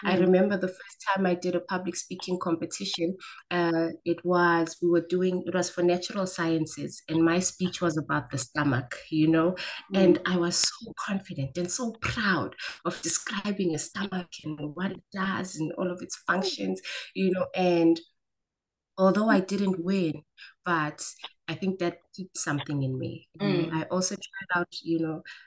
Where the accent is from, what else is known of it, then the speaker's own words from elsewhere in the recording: Diepsloot, Gauteng, South Africa; also born or lived in Mayfair, Johannesburg; my parents moved to Diepsloot just as the township was starting out. And that's where I spent most of my formative years and most of my teen years